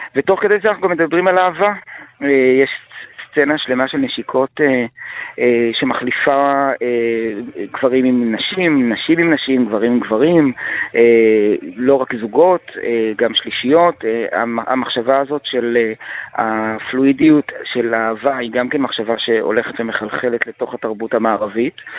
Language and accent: Hebrew; Israel; אני קודם כל ישראלי.